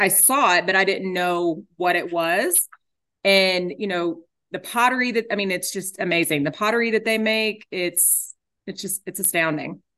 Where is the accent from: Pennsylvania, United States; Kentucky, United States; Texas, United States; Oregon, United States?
Texas, United States; Garland; grew up in Garland.